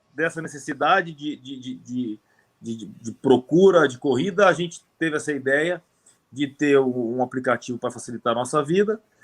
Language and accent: Portuguese; São Paulo, Brazil; a gente é de São Paulo, aqui da capital